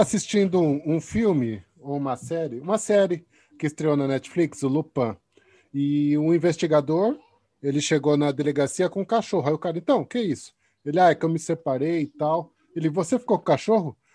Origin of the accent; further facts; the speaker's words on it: São Paulo, Brazil; now in Portugal; eu sou de São Paulo, né? Agora eu vivo aqui em Portugal, mas eu sou de São Paulo também